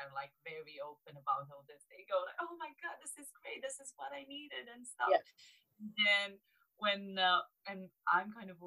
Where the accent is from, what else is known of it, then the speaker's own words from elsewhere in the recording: Romania; English is a second language; moved away as an adult; also born or lived in Bucharest, Romania; now in United Kingdom; so I'm from Romania, from a really small like southeast city in Romania.